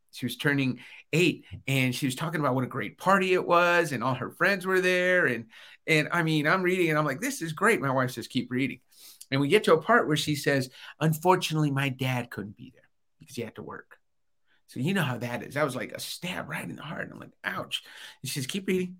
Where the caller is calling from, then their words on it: Albuquerque, New Mexico, United States; I'm calling in today from Albuquerque, New Mexico.